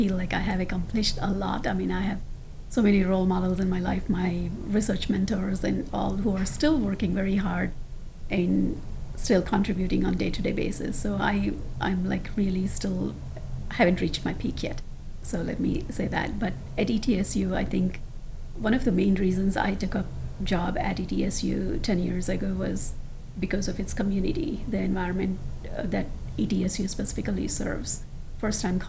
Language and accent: English; India; moved away; I grew up in India with my grandparents for 17 years